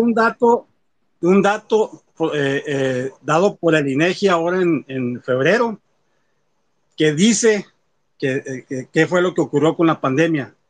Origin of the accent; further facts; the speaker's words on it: Álamos, Sonora, Mexico; yo soy de Pueblo de Álamos